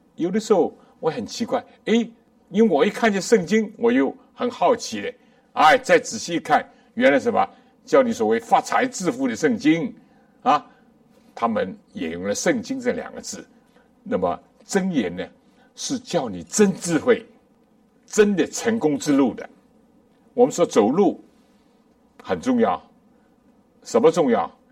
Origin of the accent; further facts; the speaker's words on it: China; 我们中国人也讲